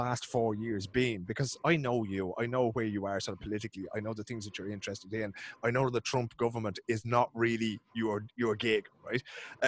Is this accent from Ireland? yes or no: yes; Ireland; as white Irish people going over there and waving that passport